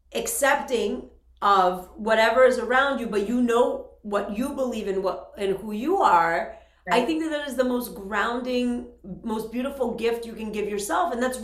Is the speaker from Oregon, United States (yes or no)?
no; Worcester, Massachusetts, United States; And I, for me, growing up in Worcester, like we have the same hometown, I was spent all my time in the church.